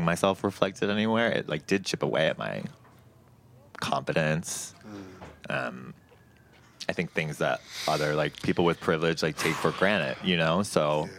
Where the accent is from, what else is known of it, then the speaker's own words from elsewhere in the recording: Long Island, New York, United States; And I grew up on Long Island, which is not New York City by any type of means